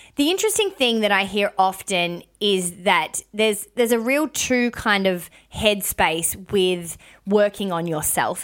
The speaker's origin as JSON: {"language": "English", "town": "Melbourne", "region": "Victoria", "country": "Australia", "tie": "born or raised there", "also_born_or_lived": "Cairns", "moved": "as an adult", "said": "I lived in Melbourne, born and bred in Melbourne"}